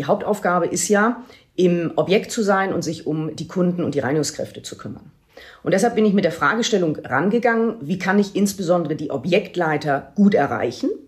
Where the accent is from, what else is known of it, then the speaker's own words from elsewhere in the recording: Lübeck, Schleswig-Holstein, Germany; Und ich habe dann 2007 die Möglichkeit erhalten, zurück in meine Heimatstadt Lübeck zu wechseln